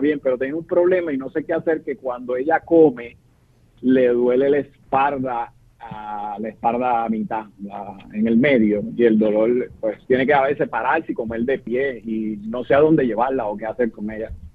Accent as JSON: {"language": "Spanish", "town": "Carolina", "country": "Puerto Rico", "tie": "born or raised there", "said": "Yo soy natural de Carolina, donde está frecuentado el día del aeropuerto internacional hoy"}